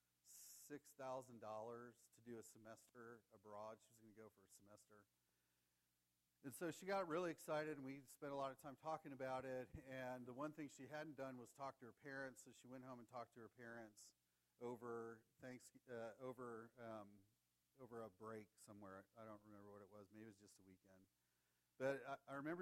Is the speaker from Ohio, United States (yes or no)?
yes; Ohio, United States; I'm from Ohio.